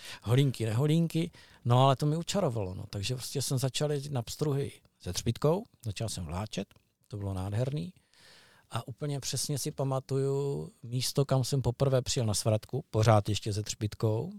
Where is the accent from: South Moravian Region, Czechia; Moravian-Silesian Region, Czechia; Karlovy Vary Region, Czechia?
South Moravian Region, Czechia; Brno; u nás v Medlánkách bylo J Z D